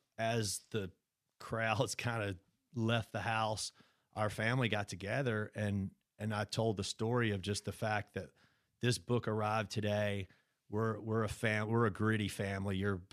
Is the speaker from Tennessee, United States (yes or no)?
no; Brandon, Mississippi, United States; We grew up in Brandon